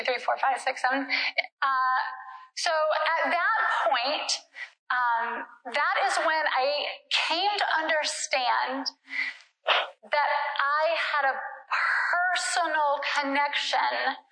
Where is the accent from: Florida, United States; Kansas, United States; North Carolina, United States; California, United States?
North Carolina, United States; Durham; moved away as an adult; also born or lived in Ecuador; I grew up in Durham slash Chapel Hill